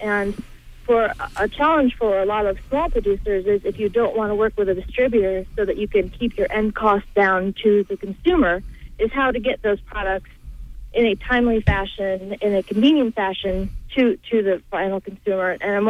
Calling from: Rockland, Maine, United States; I'm calling from Rockland.

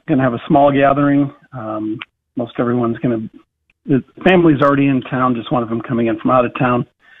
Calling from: Omaha, Nebraska, United States; I'm calling from Omaha

